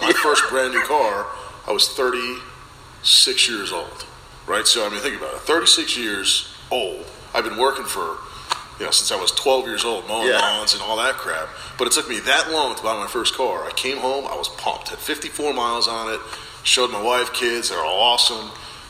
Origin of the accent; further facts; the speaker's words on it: New Jersey, United States; Originally Jersey.